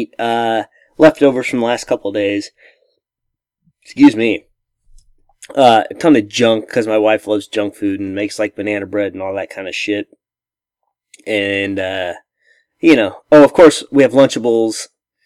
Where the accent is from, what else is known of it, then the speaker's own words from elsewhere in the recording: Missouri, United States; I'm from Missouri